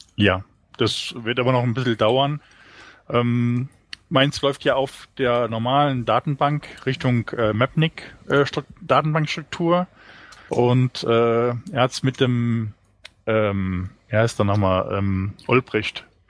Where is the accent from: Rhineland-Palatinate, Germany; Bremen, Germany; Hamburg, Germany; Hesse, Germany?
Rhineland-Palatinate, Germany; near Trier; Ich bin äh, aus der Nähe von Trier